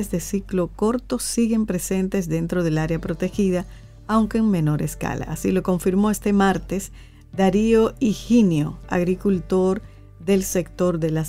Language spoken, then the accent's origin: Spanish; La Vega, Dominican Republic; born there; yo nací en La Vega porque, bueno, en La Vega.